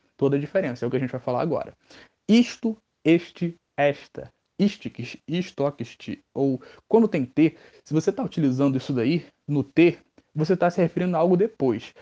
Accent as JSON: {"language": "Portuguese", "region": "Rio de Janeiro", "country": "Brazil", "accent": "Rio (carioca)", "said": "Nosso sotaque aqui é bonito sim."}